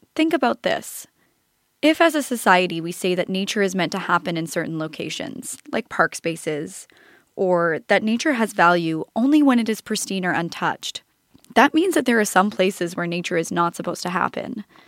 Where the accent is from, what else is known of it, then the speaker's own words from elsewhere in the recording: Canada; growing up in Canada